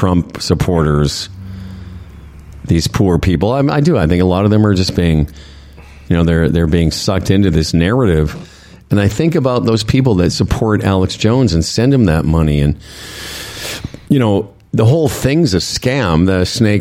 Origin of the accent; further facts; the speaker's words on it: Moose Jaw, Saskatchewan, Canada; moved away; my hometown of Moose Jaw, Saskatchewan.